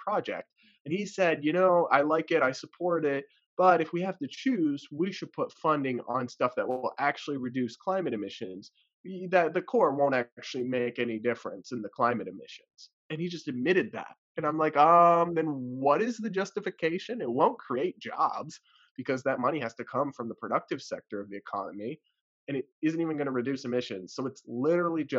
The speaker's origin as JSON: {"language": "English", "region": "Massachusetts", "country": "United States", "said": "I'm from the New England area and Massachusetts in particular"}